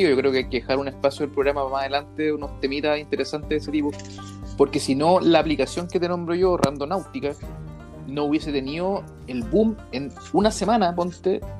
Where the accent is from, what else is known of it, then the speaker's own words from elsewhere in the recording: San Vicente, Chile; tú conociste mi casa donde yo crecí en San Vicente, donde éramos vecinos